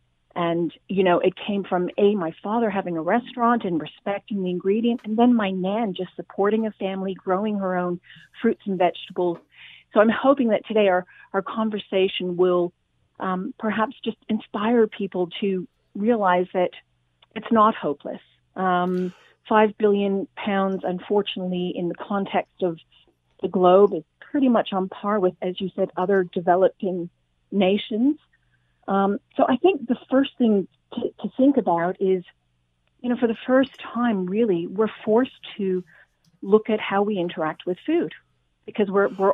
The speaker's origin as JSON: {"language": "English", "country": "Australia", "said": "And despite my accent, I'm originally from Australia"}